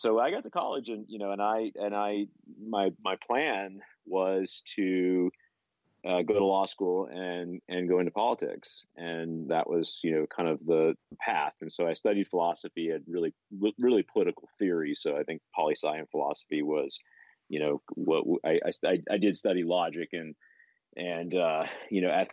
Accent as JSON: {"language": "English", "town": "Buffalo", "region": "New York", "country": "United States", "tie": "born or raised there", "said": "I grew up in Western New York in Buffalo. My parents didn't have a lot of money."}